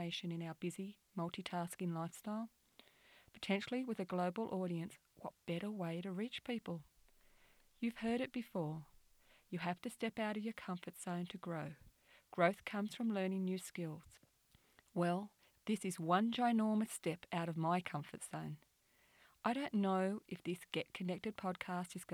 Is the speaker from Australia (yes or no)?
yes; New South Wales, Australia; I'm from New South Wales, Australia